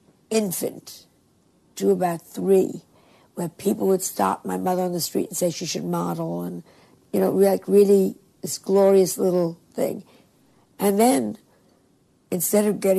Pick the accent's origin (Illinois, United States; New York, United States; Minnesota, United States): New York, United States; Larchmont; I'm from Larchmont, my dad's a doctor